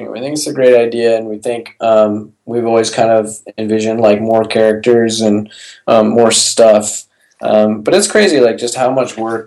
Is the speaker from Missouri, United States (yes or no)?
no; Portland, Oregon, United States; now in Texas, United States; I'm from Portland